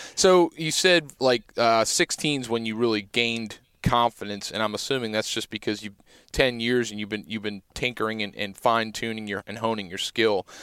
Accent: Pennsylvania, United States; growing up in Pennsylvania

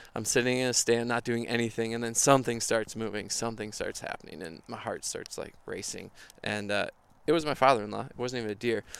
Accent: Minneapolis, Minnesota, United States; I'm from Minnesota, grew up in Minneapolis, still live here

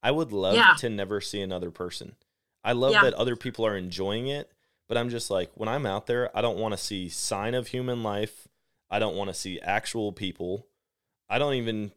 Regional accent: Wisconsin, United States; now in Missouri, United States; I'm from Wisconsin originally

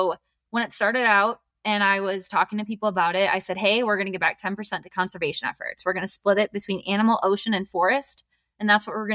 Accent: Wisconsin, United States; moved away as an adult; now in Colorado, United States; I grew up in a college town. So I was in the city, a small town though. Okay. It was like 19,000 people.

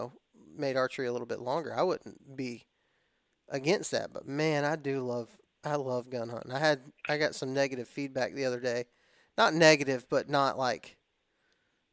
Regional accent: Texas, United States; now in Alabama, United States; I grew up in Texas, so I grew up hunting with a rifle. Like, when I wasn't in Texas, I was here in Alabama

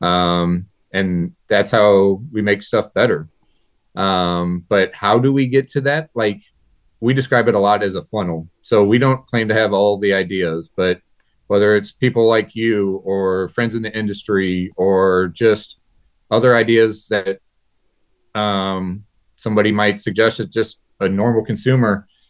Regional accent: New Haven, Missouri, United States; I'm from New Haven, Missouri, born and raised here.

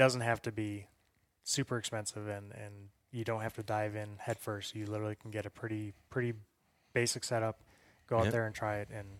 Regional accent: Mississippi, United States; Like I said, I grew up in Mississippi.

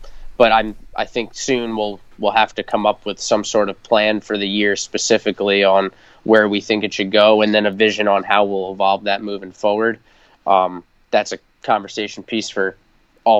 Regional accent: Long Island, New York, United States; now in Virginia, United States; I'm from Long Island originally

